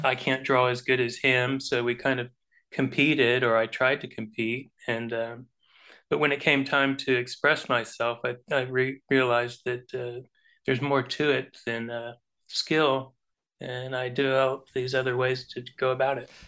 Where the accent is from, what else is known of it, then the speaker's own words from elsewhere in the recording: Homestead, Florida, United States; I came from Florida